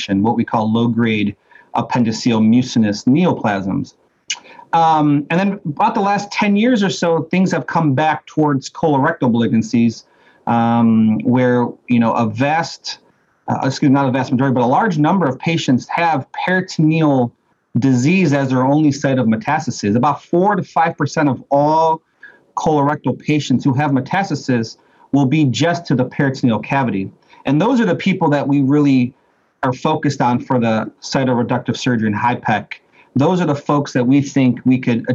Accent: Cleveland, Ohio, United States; I'm actually born and raised in Cleveland, Ohio

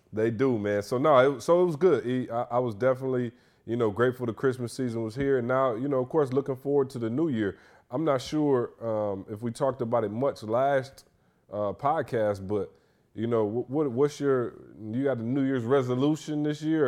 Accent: Michigan, United States; now in Atlanta, United States; I'm from Michigan

